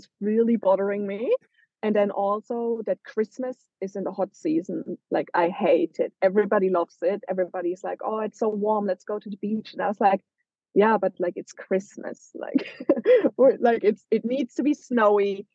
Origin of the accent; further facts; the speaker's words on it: Germany; moved away as an adult; now in Australia; from Germany